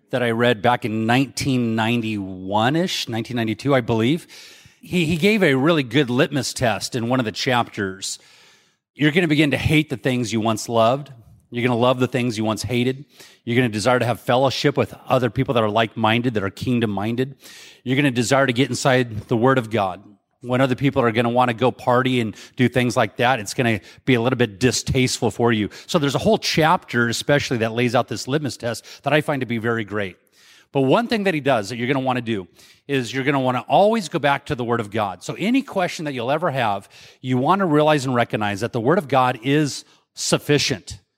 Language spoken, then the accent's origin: English; Mesa, Arizona, United States; I'm from Mesa, Arizona.